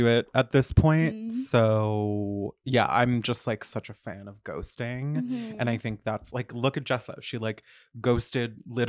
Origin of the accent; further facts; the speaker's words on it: Florida, United States; now in New York, United States; I'm from Florida.